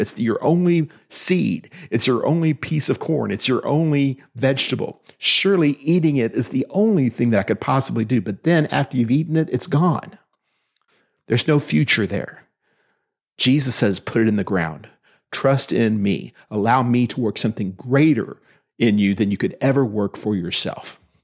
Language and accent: English; Austin, Texas, United States; also born or lived in Williamson County, Texas; I was raised in Austin, in Travis County